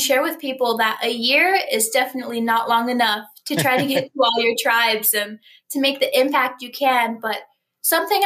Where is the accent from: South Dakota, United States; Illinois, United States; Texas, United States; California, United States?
South Dakota, United States; Rosebud Reservation; I come from Old Ring Thunder on the Rosebud Reservation of South Dakota